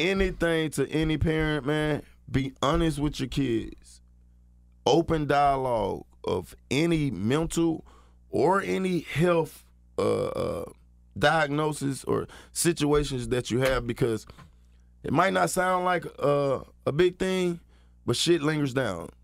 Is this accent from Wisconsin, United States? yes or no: no; Atlanta, Georgia, United States; I'm from Atlanta, Georgia